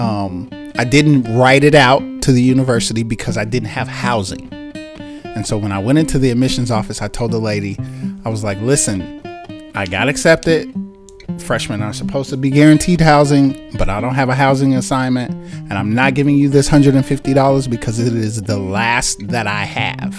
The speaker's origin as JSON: {"language": "English", "town": "Chicago", "region": "Illinois", "country": "United States", "tie": "born or raised there", "also_born_or_lived": "Washington, D.C.", "moved": "as an adult", "said": "I am from Chicago, Illinois. Born and raised in Chicago"}